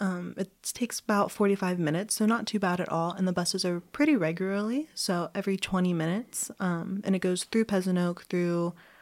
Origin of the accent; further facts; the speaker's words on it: United States; moved away; I'm American